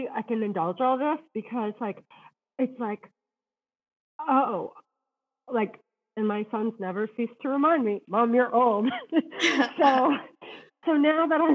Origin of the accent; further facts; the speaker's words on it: Massachusetts, United States; I grew up in Massachusetts